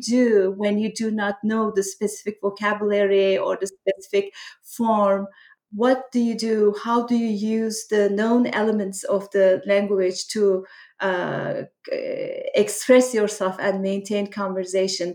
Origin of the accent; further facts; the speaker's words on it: Black Sea region of Turkey, Turkey; moved away as an adult; also born or lived in Ankara, Turkey; now in Pittsburgh, United States; I grew up in Turkey, so my journey started in a small town in the Black Sea region of Turkey, and then I went to college in Ankara